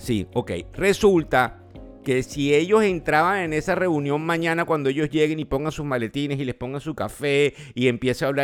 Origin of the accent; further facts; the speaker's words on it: Venezuela; Eh, bueno, estamos muy contentos de que muchos somos venezolanos y eso es bien importante